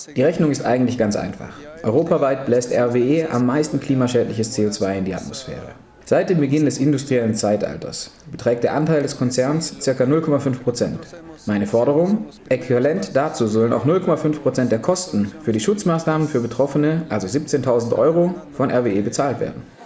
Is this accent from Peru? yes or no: yes; Huaraz, Ancash, Peru; unweit meiner Heimatstadt Huaraz